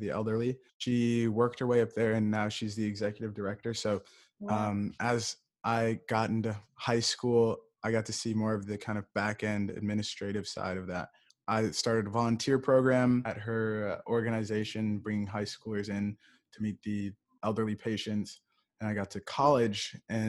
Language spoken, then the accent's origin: English; Ann Arbor, Michigan, United States; I'm from Ann Arbor, Michigan.